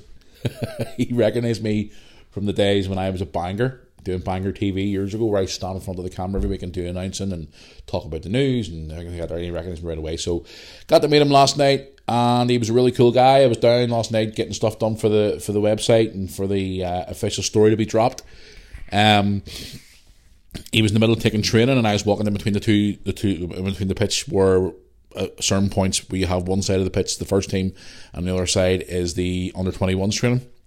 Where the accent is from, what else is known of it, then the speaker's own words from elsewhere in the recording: Belfast, Northern Ireland, United Kingdom; also born or lived in Bangor, Northern Ireland; I'm just your bog standard guy from, from Northern Ireland who grew up in Belfast.